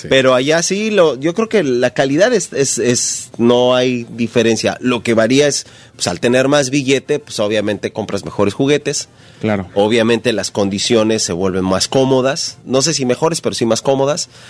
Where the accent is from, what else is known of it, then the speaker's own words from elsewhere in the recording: Ecatepec, State of Mexico, Mexico; Yo soy de la Ciudad de México, de Catepec.